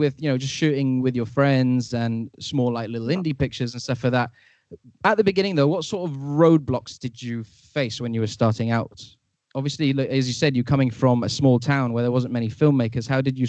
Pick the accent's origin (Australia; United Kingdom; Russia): United Kingdom; Bristol, South West England; I'm from the Bristol area and there's a really good film and creative scene around here.